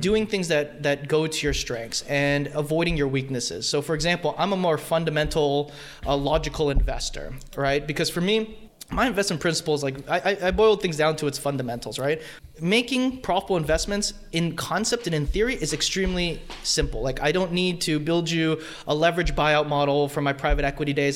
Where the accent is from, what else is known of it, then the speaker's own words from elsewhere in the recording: Fremont, California, United States; born and raised in Fremont